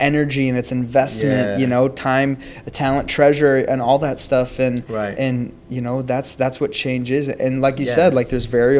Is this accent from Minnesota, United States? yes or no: yes; Minnesota, United States; now in Missouri, United States; I'm from Minnesota, and we both ended up in Missouri.